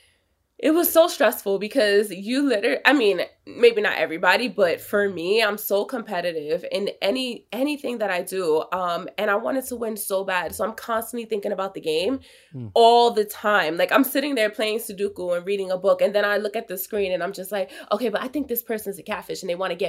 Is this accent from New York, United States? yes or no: yes; New York City, New York, United States; I'm from New York